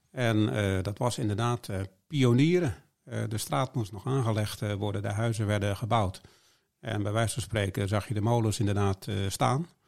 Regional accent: Haarlem, North Holland, Netherlands; Maar ik, ik kom uit Haarlem, dus ik ben een Haarlemse mug.

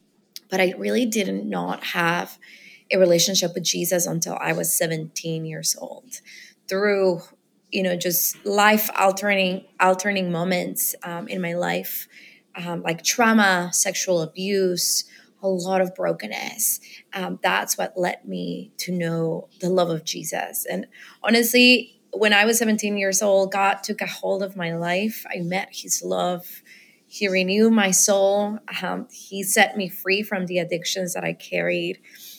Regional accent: Guatemala City, Guatemala Department, Guatemala; now in New York City, United States; I was born and raised in Guatemala City. And now I live in New York City alongside with my husband.

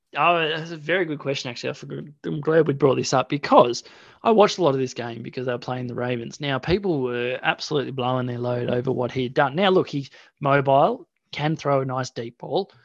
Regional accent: Australia; we're Australian.

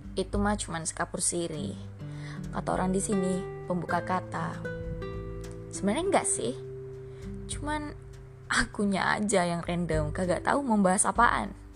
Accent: Minangkabau, West Sumatra, Indonesia; ambo iko orang awak tapi aku nggak bisa bisa kali bahasa orang awak

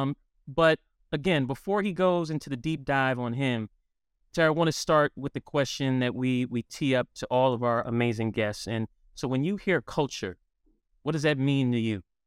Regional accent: New York City, New York, United States; I'm a New York City boy

